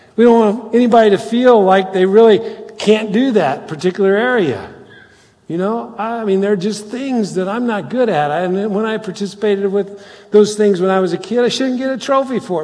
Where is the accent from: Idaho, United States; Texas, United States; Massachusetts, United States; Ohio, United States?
Ohio, United States; Cincinnati; we're Cincinnatians